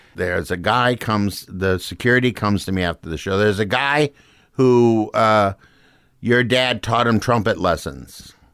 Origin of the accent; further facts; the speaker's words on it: Saint Paul, Minnesota, United States; moved away as an adult; also born or lived in Los Angeles; I grew up in Saint Paul